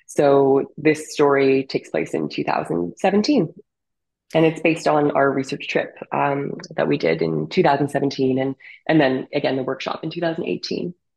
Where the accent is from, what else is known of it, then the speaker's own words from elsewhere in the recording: Canada; my relationship with my Ukrainian grandmother growing up in Canada